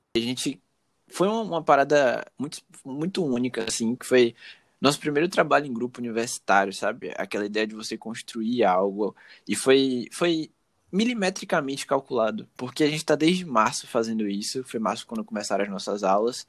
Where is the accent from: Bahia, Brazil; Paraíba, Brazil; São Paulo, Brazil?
Bahia, Brazil; Salvador; sou soteropolitano